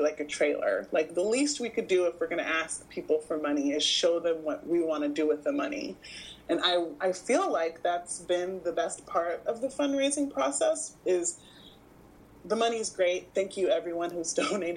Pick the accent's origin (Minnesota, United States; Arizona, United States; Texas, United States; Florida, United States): Texas, United States; Houston; now in Los Angeles, United States; I grew up in Houston